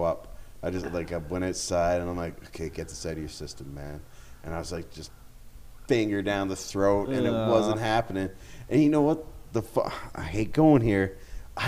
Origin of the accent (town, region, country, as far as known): Goderich, Ontario, Canada